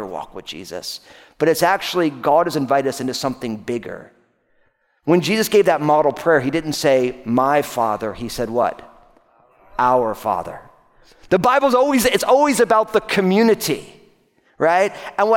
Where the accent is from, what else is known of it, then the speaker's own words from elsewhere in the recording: New Jersey, United States; the high school that I went to in my home state of New Jersey